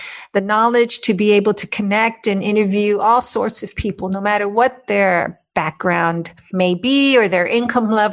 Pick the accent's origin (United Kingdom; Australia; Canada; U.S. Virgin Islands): U.S. Virgin Islands; I was born on St. Thomas, U.S. Virgin Islands, and I've spent most of my life there.